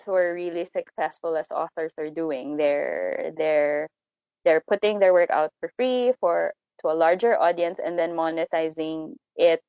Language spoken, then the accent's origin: English; Philippines; we're Filipino authors